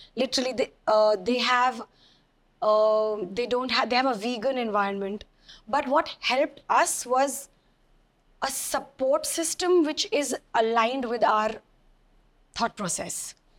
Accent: Delhi, India; I'm a girl from Delhi, so I've, you know, grown up with enough Eve teasing and catcalling

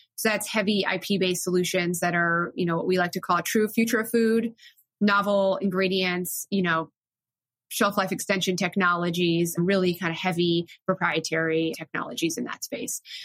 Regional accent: South Florida, United States; moved away as an adult; also born or lived in Williamstown, Massachusetts / New York; I grew up in South Florida

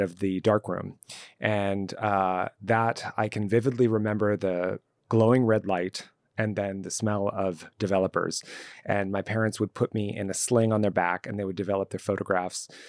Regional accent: Los Angeles, California, United States; I grew up in Southern California, specifically in Los Angeles and even more specifically in the Valley

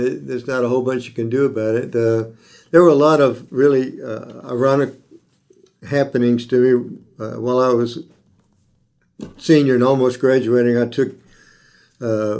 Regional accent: Tallahassee, Florida, United States; I'm one of the few Tallahassee natives that you'll run into. I was born here in Tallahassee, graduated from Leon High School

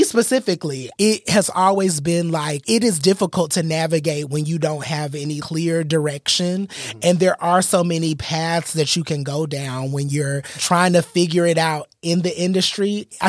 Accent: Atlanta, Georgia, United States; we're from Atlanta.

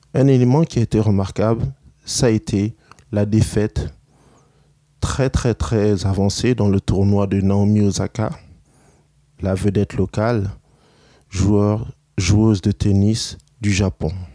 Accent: Canada; chez nous, au Canada

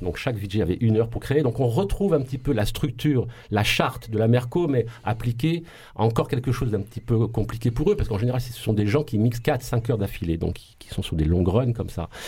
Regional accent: Marseille, Provence-Alpes-Côte d'Azur, France; accent: Marseille; on nous tapait tellement dessus à, cause de notre accent et de notre ville sale

